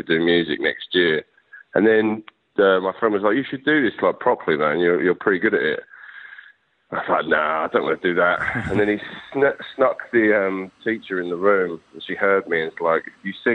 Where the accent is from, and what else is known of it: United Kingdom